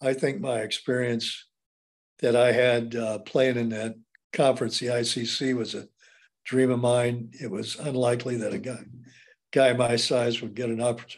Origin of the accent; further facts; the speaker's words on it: Indiana, United States; So growing up in Indiana, basketball was so, so very important to me.